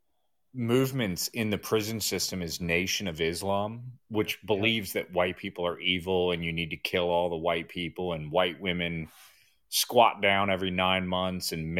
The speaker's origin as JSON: {"language": "English", "town": "Baltimore", "region": "Maryland", "country": "United States", "tie": "born or raised there", "said": "I grew up in Baltimore"}